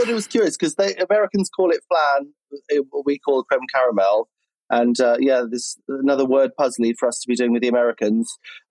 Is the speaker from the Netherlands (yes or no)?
no; United Kingdom; We're British, darling.